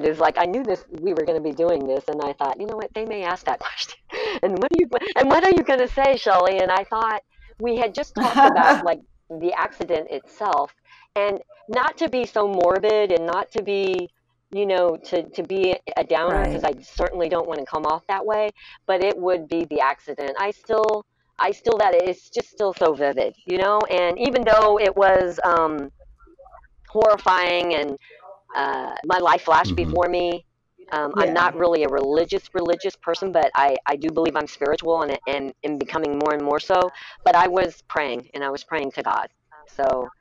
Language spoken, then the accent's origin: English; Lake of the Ozarks, Missouri, United States; I'm from Lake of the Ozarks, I'm a bit of a hillbilly